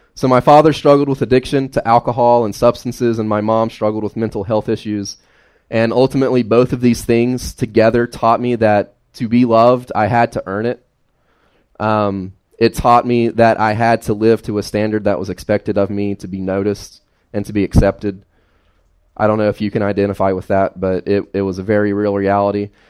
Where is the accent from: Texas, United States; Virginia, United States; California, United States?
Virginia, United States; Carroll County, Fancy Gap, Grayson, Galax; I grew up in Carroll County, Fancy Gap, Grayson, Galax, uh, all over this general area, right? Uh, never left this general area.